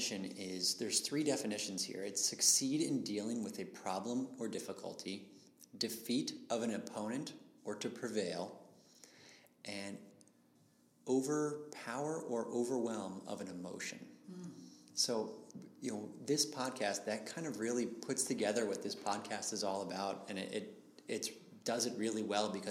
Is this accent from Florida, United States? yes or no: yes; Boca Raton, Florida, United States; I'm from Boca Raton, Florida, which is a nice little waspy town here in South Florida. where our mall, you walk around and all you see is fake boobs and fake foreheads and fake cheekbones. And that's where I grew up